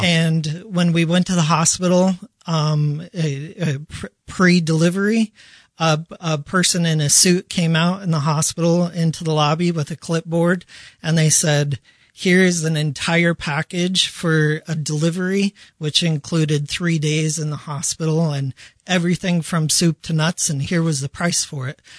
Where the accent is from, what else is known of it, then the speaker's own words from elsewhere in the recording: Denver, Colorado, United States; also born or lived in Bangkok, Thailand; I am from Denver, Colorado